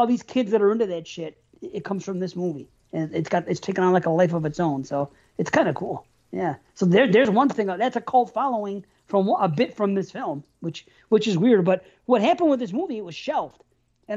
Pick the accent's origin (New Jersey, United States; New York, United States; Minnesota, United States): New York, United States; I'm from New York